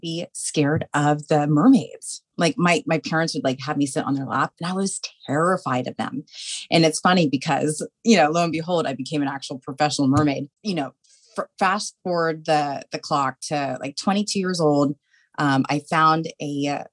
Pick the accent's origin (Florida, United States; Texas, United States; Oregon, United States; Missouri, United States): Florida, United States; Tampa; I'm a born and raised Floridian. I was born and raised in Tampa. I'm a Tampa native